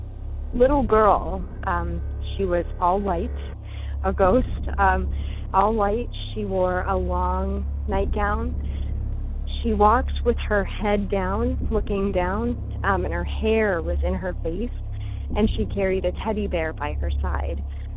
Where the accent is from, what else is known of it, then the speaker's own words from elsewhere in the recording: Uniontown, Ohio, United States; I grew up in Uniontown, Ohio